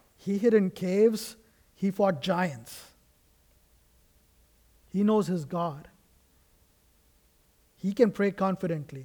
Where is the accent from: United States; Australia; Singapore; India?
India; moved away; I come from India